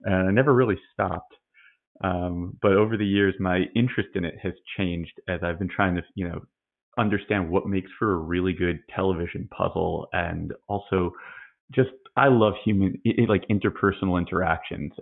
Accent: New Jersey, United States; I'm from the great state of New Jersey

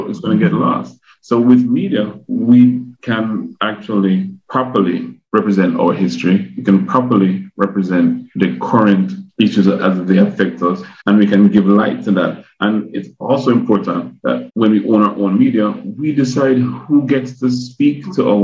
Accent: Kingston, Jamaica; now in United States; I grew up in Kingston

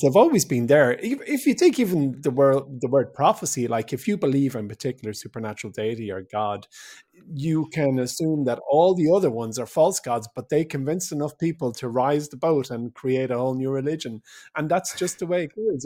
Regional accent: Ireland; we're an English-speaking nation, where most people go to university

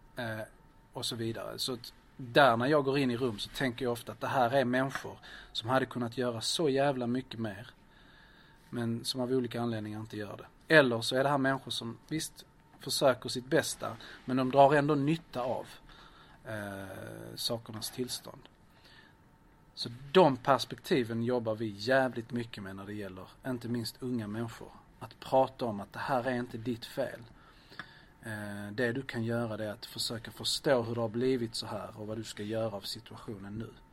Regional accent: Lund, Skåne, Sweden; also born or lived in Lleida, Spain; flyttade vi till Östra Lund, där jag växte upp

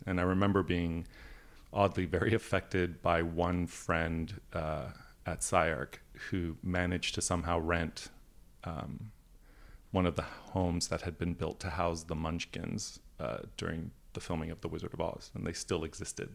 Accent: Canada; also born or lived in Italy; now in United States; the European side of my family and the fact that I grew up in Canada

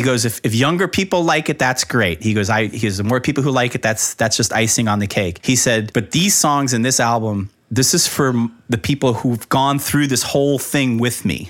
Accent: Miami, Florida, United States; born or raised there

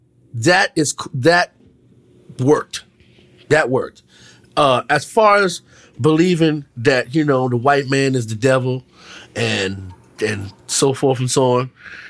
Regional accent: Washington, District of Columbia, United States; I grew up in D.C.

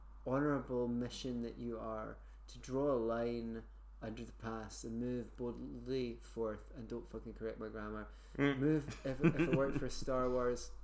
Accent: Scotland, United Kingdom; I am Scottish

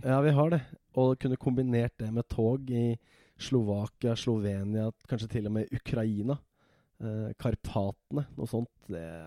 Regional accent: Hemsedal, Buskerud, Norway; moved away as an adult; also born or lived in Sogndal; now in Oslo, Norway; vokste opp i Hemsedal.

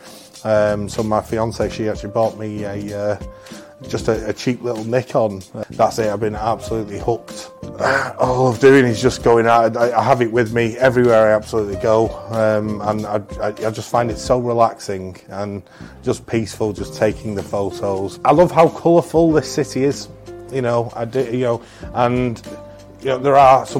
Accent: Manchester, North West England, United Kingdom; I was very proud to be from here, you know, and it's a case of, you know, Mancunians do have a certain pride

